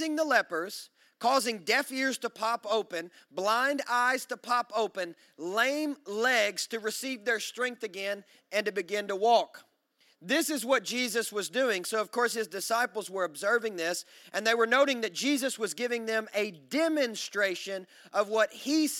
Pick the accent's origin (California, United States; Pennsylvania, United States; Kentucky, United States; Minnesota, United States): Kentucky, United States; now in Nashville, United States; I'm from Kentucky, so we say things like tinkling